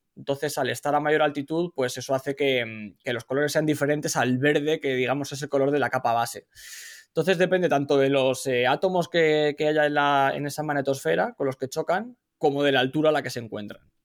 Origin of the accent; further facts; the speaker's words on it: Madrid, Community of Madrid, Spain; moved away as an adult; now in California, United States; soy original de Madrid, de España, pero llevo ya varios años residiendo en Estados Unidos